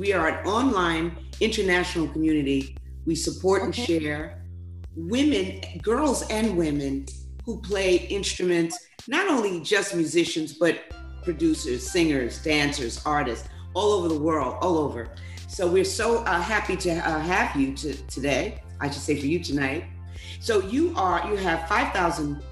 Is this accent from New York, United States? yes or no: yes; New York City, New York, United States; now in Greenville, United States; I'm actually from New York City. But I'm here in South Carolina, in Greenville, South Carolina